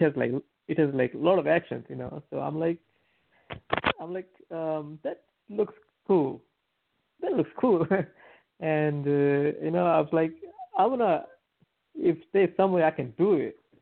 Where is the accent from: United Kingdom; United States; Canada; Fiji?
Fiji; moved away; I'm from like uh, like um, rural, like a countryside of of the island